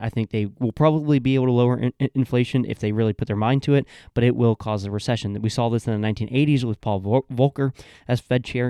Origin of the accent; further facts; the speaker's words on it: Georgia, United States; my home state of Georgia